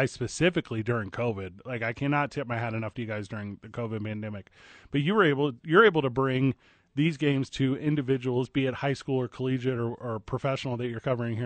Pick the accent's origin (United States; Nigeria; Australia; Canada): United States; St. Louis, Missouri; now in New Mexico, United States; I grew up in St. Louis